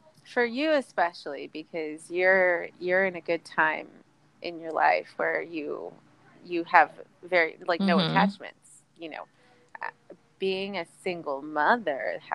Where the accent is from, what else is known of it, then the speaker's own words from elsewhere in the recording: San Antonio, Texas, United States; moved away as an adult; now in Austin, United States; I'm from San Antonio, and I've been coming up to Austin almost mm-hmm. all of my life